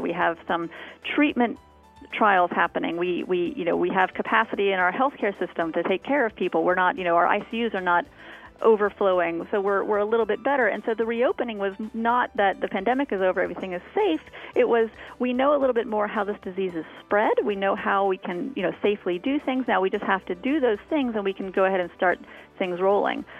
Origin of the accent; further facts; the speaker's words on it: Florida, United States; moved away; I grew up in Florida